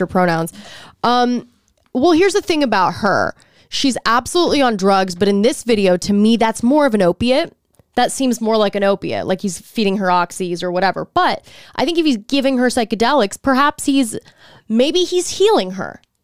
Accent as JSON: {"language": "English", "region": "Texas", "country": "United States", "said": "I'm from Texas"}